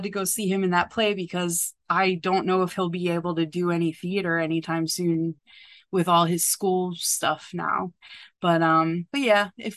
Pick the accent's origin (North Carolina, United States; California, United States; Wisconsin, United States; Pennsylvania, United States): Pennsylvania, United States; Philadelphia; born or raised there; also born or lived in suburban New Jersey; now in New Jersey, United States